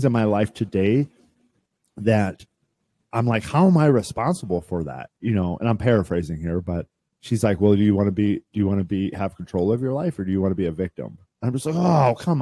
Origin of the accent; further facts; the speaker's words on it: Midwest, United States; I grew up in the Midwest, right? And I was a farm kid